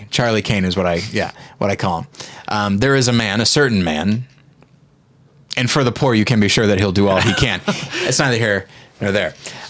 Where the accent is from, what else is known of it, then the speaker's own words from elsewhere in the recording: South Africa; I grew up. Yeah. Isn't that weird? And I worked hard to get rid of that accent, and this is where I arrived somehow.